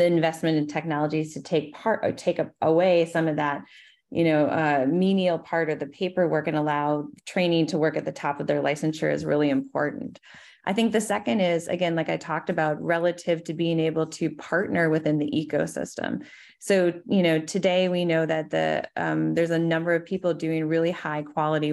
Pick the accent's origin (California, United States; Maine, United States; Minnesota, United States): Minnesota, United States; my home state of Minnesota